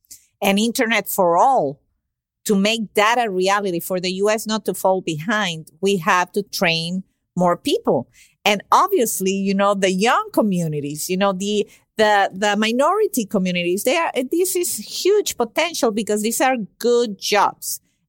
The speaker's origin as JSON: {"language": "English", "country": "Venezuela", "moved": "yes", "said": "I'm originally from Venezuela and I've been here for 24 years."}